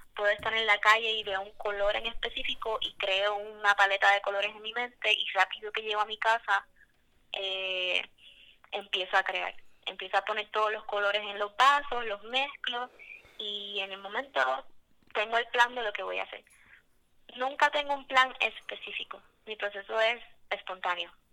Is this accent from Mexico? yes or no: no; Mayagüez, Puerto Rico; yo soy de Mayagüez